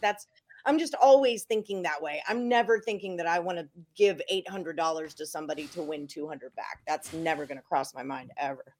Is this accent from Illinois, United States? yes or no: no; Houston, Texas, United States; I'm from Houston, Texas